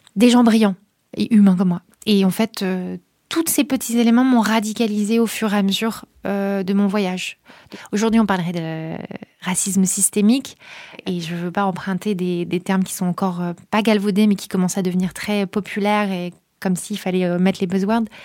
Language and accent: French; near Calais, Hauts-de-France, France; je viens de là-bas, pas de Calais, mais de pas loin